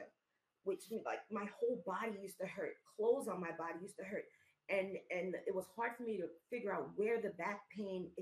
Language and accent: English; New York City, New York, United States; I'm from New York City. We're from the Bronx.